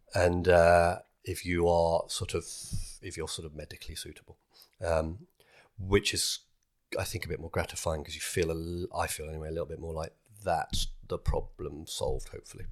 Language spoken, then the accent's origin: English; United Kingdom; being British